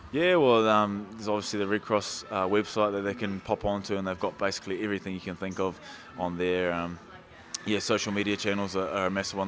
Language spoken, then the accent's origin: English; Wellington, New Zealand; also born or lived in Masterton; you could say Wellington born and bred, but I was born in Maston